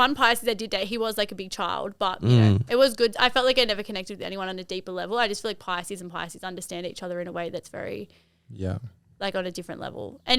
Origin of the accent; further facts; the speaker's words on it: Fairfield, New South Wales, Australia; Like I grew up in Fairfield